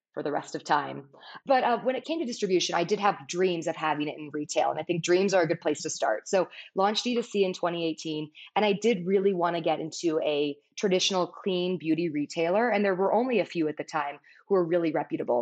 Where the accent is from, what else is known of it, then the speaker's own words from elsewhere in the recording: Palos Verdes, California, United States; I grew up in Palos Verdes, a beautiful coastal town in Southern California